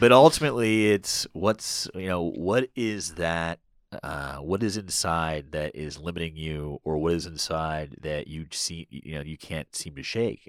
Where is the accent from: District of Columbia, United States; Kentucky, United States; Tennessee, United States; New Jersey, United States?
District of Columbia, United States; Washington; also born or lived in Boston; I grew up in Washington, you know, went to school in Boston for four years, I came right back to D C.